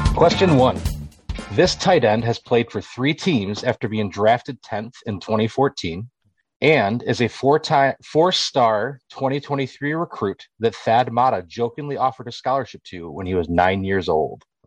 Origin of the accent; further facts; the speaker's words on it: Michigan, United States; now in Wisconsin, United States; I live in between Milwaukee and Madison, but I'm from Michigan originally.